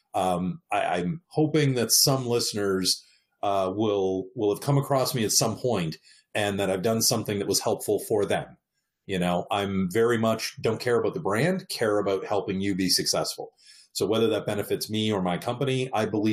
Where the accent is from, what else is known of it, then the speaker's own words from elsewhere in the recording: Canada; moved away as an adult; also born or lived in Eastern Canada; now in Southern California, United States; I'm from Canada originally.